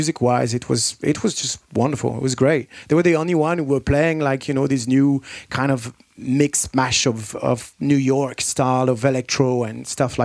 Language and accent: English; France; moved away as an adult; also born or lived in London, United Kingdom / Manchester, United Kingdom; I moved from France to England when I was 18.